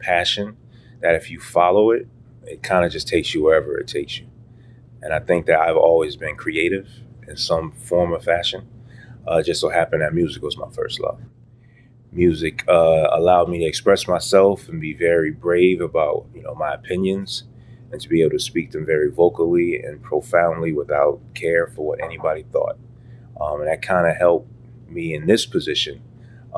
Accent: United States; I'm American, right? Mm-hmm. I was born here.

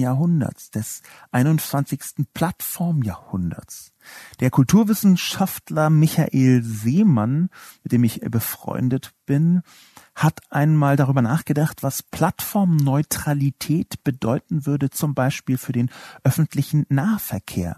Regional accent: Berlin, Germany; Ich bin in West-Berlin aufgewachsen.

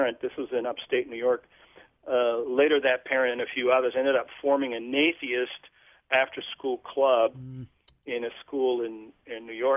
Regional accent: Portugal; moved away as an adult; also born or lived in Vermont; now in United States; I'm from Europe. I was born and raised in Portugal

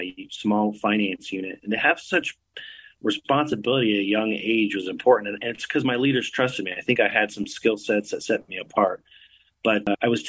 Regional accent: Layton, Utah, United States; moved away; also born or lived in Ogden, Utah; I'm a soldier from Utah. I was born in Ogden. I was raised in Layton

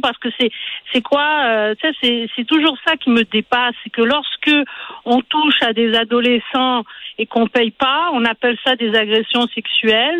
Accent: Quebec, Canada; chez nous au Québec

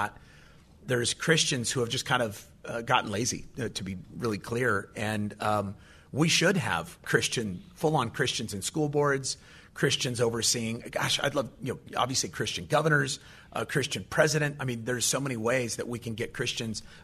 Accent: California, United States; I'm from California.

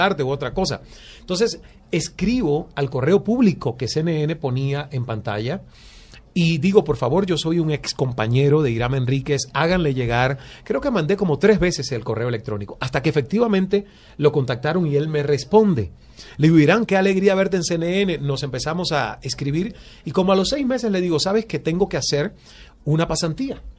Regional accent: Cuba; moved away as an adult; also born or lived in Toronto, Canada / Canada; now in Miami, United States; nací en Cuba y me formaron como proletario

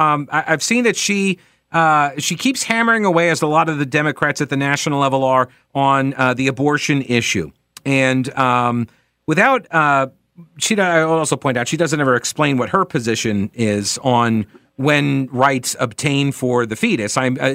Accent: New York City, New York, United States; moved away; I'm originally from New York

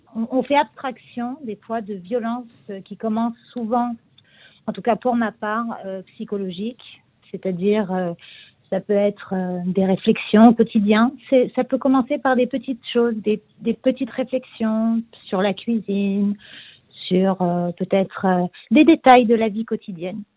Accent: France; now in Israel; en tant que Français aussi

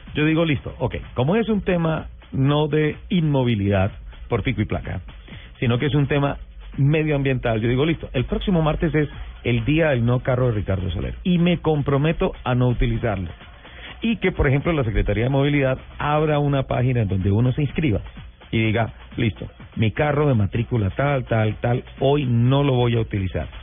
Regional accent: Colombia; los colombianos también cumplimos

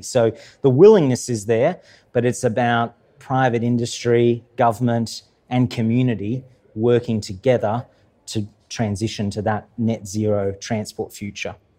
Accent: Queensland, Australia; I'm from Queensland

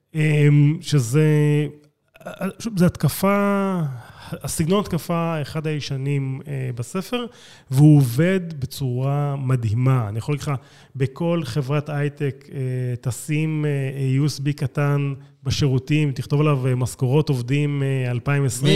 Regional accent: Israel; אני לא אמריקאי, אני ישראלי

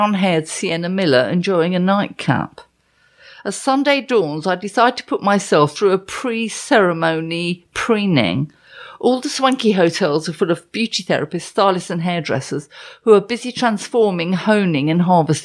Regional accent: London, United Kingdom; I'm from London

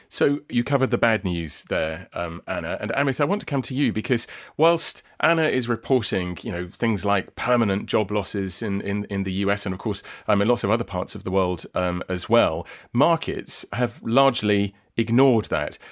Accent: south coast of England, United Kingdom; talking to you from my hometown on the south coast of England.

